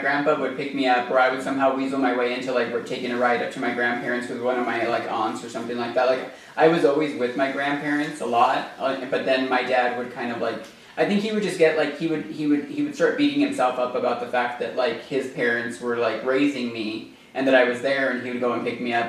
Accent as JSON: {"language": "English", "town": "Silver City", "region": "New Mexico", "country": "United States", "tie": "born or raised there", "also_born_or_lived": "Arizona", "moved": "yes", "said": "I was born in Silver City, New Mexico. Um, I grew up in a mining community"}